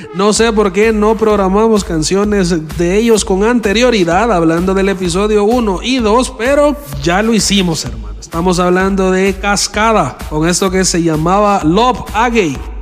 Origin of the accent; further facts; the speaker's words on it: El Salvador; como decimos acá en El Salvador